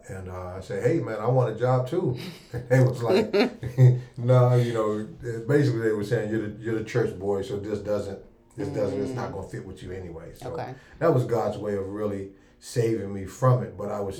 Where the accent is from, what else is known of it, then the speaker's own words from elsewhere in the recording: District Heights, Maryland, United States; also born or lived in Washington, D.C.; I'm a native Washingtonian. I'm originally from Northeast Washington, D.C. Grew up in District Heights, which we call Forestville, Maryland. Graduated from Largo High School. 1988 graduate.